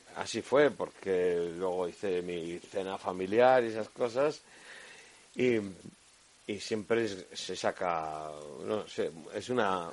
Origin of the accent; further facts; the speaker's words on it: Burgos, Castile and León, Spain; que tenemos en Burgos